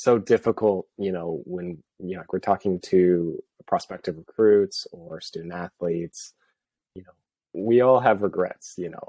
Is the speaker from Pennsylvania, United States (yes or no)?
no; Seattle, Washington, United States; born there; I mean, I was born in Seattle and I felt like as soon as I moved down here, it's like, yeah, I'm never going back.